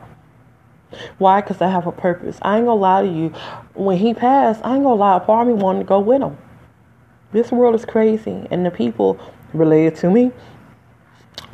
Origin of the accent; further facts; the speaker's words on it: Detroit, Michigan, United States; accent: African American; now in New Jersey, United States; I'm from Detroit, by the way. But I live in Jersey today